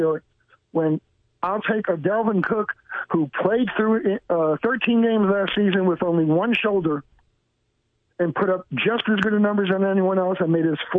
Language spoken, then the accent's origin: English; New York, United States; If you knew the neighborhood I grew up in New York